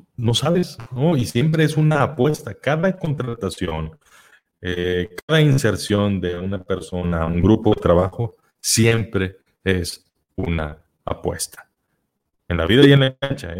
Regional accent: Mexico; las personas mexicanas, que somos latinos, que vivimos muy cerca de Estados Unidos

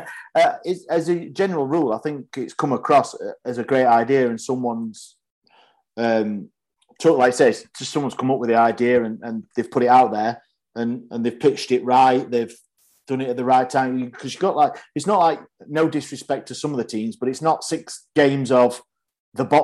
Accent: Yorkshire and the Humber, United Kingdom; of course, I'm Yorkshireman.

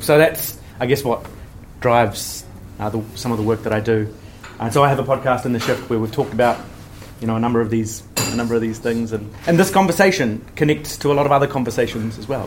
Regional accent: Hastings, Hawke's Bay, New Zealand; now in Auckland, New Zealand; I live in Auckland. I'm from the Hawke's Bay, from Hastings.

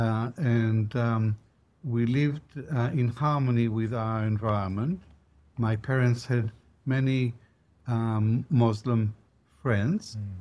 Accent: Israel; moved away; also born or lived in Baghdad, Iraq; as a boy growing up in Israel

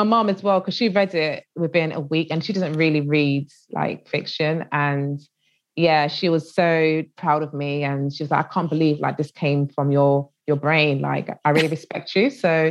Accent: United Kingdom; And I think it's because they wanted to get my insight as a British Nigerian.

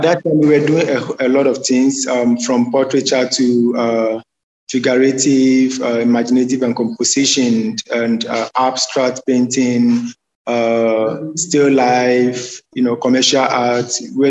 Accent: Accra, Greater Accra, Ghana; I'm from Accra, Ghana. I grew up in Ghana, and growing up in Ghana is a little bit challenging.

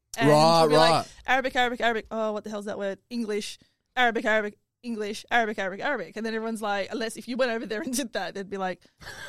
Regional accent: Australia; also born or lived in Palestine; having moved here since I was 2, very much Aussie.

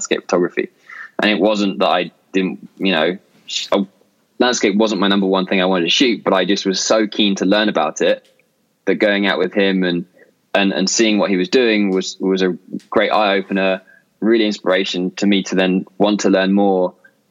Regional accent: Brighton, South East England, United Kingdom; also born or lived in Canada / United States; I grew up near Brighton in the south coast of England. And I was here till I was 17.

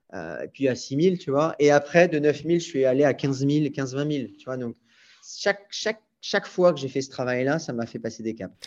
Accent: Brittany, France; moved away; also born or lived in Paris / London / Brazil; je suis breton et, je le dis à chaque fois, mais je suis breton

